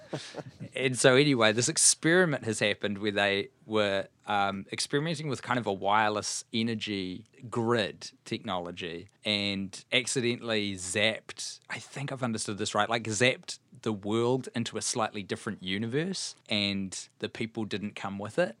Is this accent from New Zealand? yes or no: yes; New Zealand; as a New Zealander